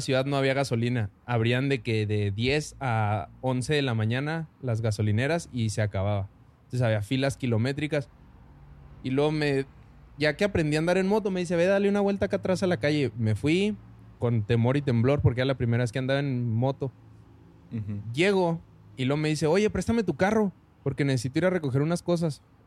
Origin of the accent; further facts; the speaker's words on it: Parral, Chihuahua, Mexico; now in Chihuahua, Mexico; yo vivo en Chihuahua, pero soy de Parral, orgullosamente